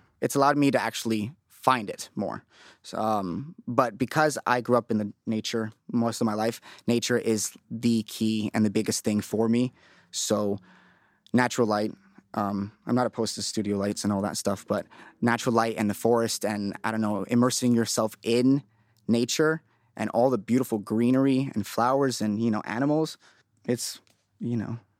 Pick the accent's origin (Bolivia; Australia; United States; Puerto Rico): Bolivia; moved away; I was born there.